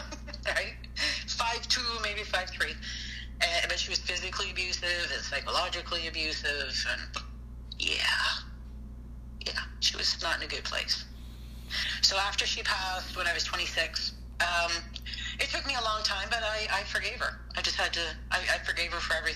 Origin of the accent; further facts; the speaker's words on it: British Columbia, Canada; moved away; also born or lived in Toronto; small town out in BC, very small town